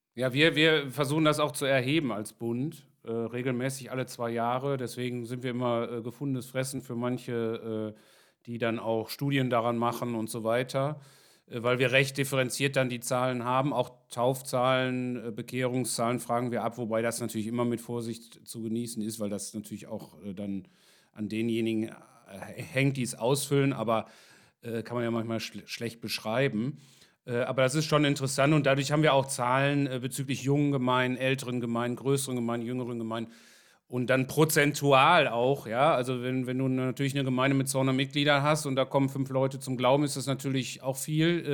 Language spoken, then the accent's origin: German; Ruhr area, North Rhine-Westphalia, Germany; ich komme aus dem Ruhrgebiet